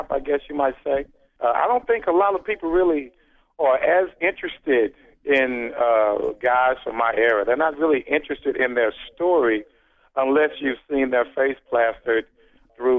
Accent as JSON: {"language": "English", "town": "Dallas", "region": "Texas", "country": "United States", "tie": "born or raised there", "said": "I grew up idolizing here in Dallas"}